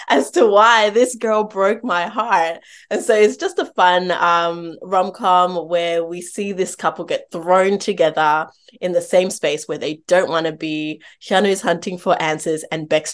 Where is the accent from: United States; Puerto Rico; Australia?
Australia; also born or lived in Zambia; I was born in Zambia. And we both have this third culture kid experience growing up in Australia